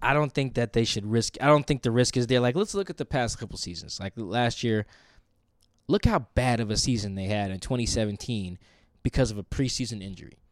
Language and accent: English; Seattle, Washington, United States; we're both from Seattle